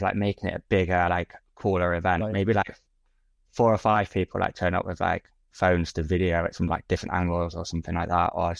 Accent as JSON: {"language": "English", "region": "Oslo", "country": "Norway", "said": "I'm an Oslo fan, mate. I'm from Oslo. I'm East."}